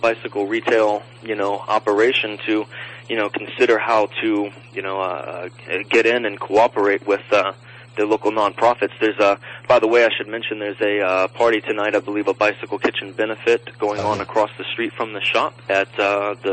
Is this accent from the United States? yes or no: yes; Nashville, Tennessee, United States; now in Los Angeles, United States; my hometown, Nashville